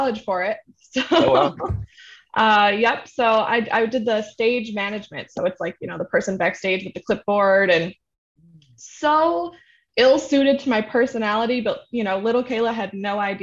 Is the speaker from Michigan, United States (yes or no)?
no; Rochester, New York, United States; We live in Rochester, my hometown